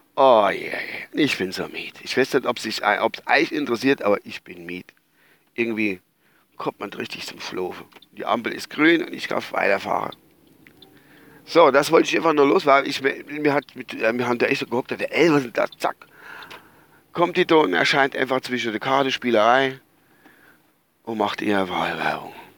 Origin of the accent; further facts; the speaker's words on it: Altenglan, Rhineland-Palatinate, Germany; ich stamme ja eigentlich aus der Verbandsgemeinde Altenklan